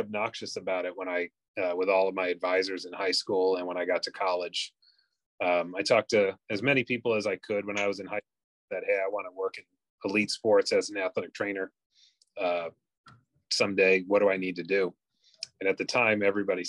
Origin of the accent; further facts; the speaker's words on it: outside of Boston, Massachusetts, United States; I grew up outside of Boston